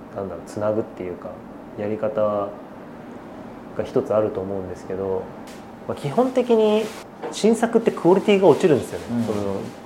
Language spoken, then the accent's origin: Japanese; Yokohama, Kanagawa, Japan; born or raised there